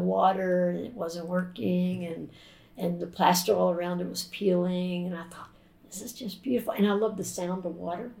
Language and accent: English; Jacksonville, Florida, United States; growing up in Florida. And during the first 12 years of my life, when we lived in Jacksonville